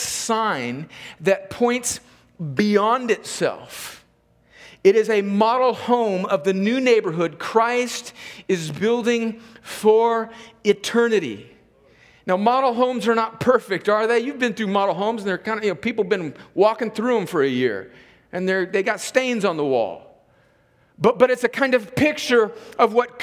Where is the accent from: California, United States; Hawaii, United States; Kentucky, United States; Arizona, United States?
California, United States; moved away as an adult; now in Columbus, United States; I'm from California